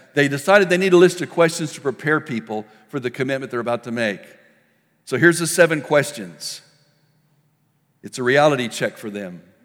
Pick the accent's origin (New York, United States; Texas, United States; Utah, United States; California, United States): Texas, United States; El Paso; When I was a kid, I grew up in El Paso, Texas.